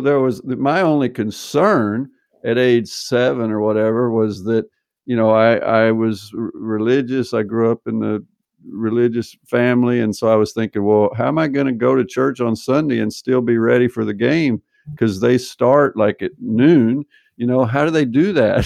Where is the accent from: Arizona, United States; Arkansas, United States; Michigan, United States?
Arkansas, United States; moved away as an adult; also born or lived in Berkeley, California; now in Norway; my dad at ten, he moved us to Arkansas to take a job, built a house out in the country